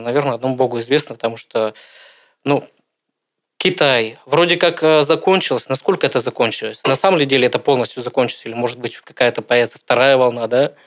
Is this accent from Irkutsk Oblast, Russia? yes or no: yes; Irkutsk, Irkutsk Oblast, Russia; Родился я в городе Иркутске